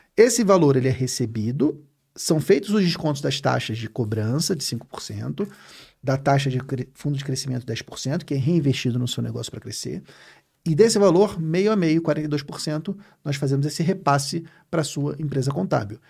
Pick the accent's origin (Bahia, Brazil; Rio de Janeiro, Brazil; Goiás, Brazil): Rio de Janeiro, Brazil; Eu sou carioca